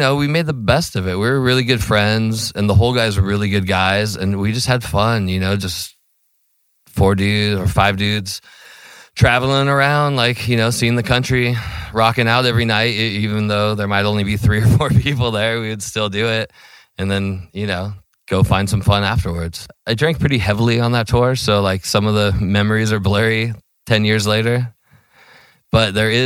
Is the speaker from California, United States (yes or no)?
yes; Ventura, California, United States; we're from Ventura